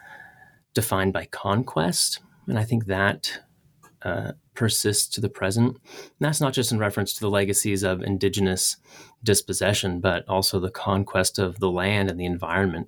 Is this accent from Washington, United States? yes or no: yes; Northwest Washington, United States; I grew up in Northwest Washington, and there's no lack of rain